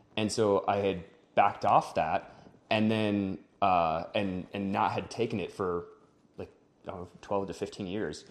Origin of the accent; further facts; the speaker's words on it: Wisconsin, United States; now in Denver, United States; I'm from Wisconsin, uh, came out to Denver